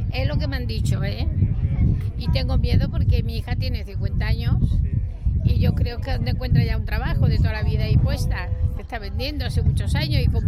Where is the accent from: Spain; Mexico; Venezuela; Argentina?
Spain; Córdoba, Andalusia; also born or lived in Barcelona; now in L'Hospitalet de Llobregat, Spain; yo soy de Córdoba.